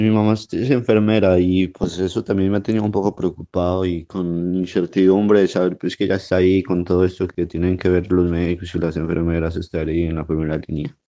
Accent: Pereira, Risaralda, Colombia; soy de Pereira, juego por la Liga de Risaralda Tenis de Mesa

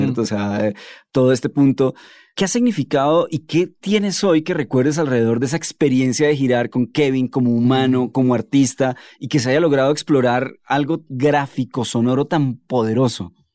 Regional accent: Argentina; Soy argentino

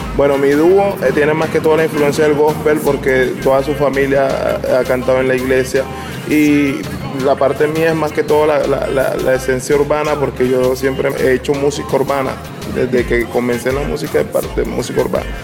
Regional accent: San Andrés, San Andrés and Providencia, Colombia; de San Andrés Isla

